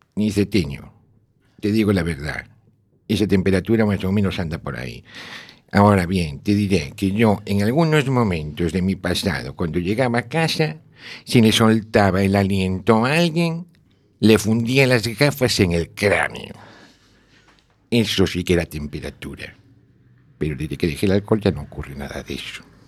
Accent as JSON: {"language": "Spanish", "town": "A Coruña", "region": "Galicia", "country": "Spain", "tie": "born or raised there", "said": "Nací en La Coruña, toda la vida"}